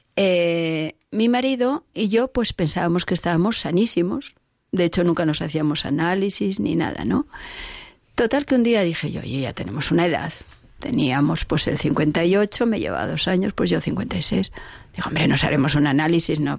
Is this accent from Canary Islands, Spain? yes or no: no; Oviedo, Asturias, Spain; yo soy de Oviedo